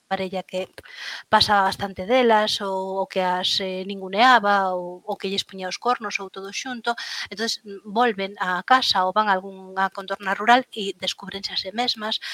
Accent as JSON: {"language": "Galician", "town": "Lugo", "region": "Galicia", "country": "Spain", "said": "como boa luguesa pois na, na aldea"}